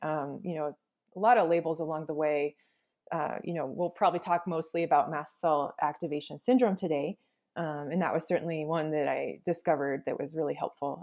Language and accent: English; Alaska, United States; I grew up in Alaska